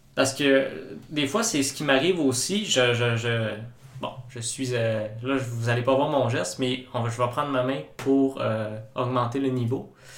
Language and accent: French; Quebec, Canada; en tant que Québécois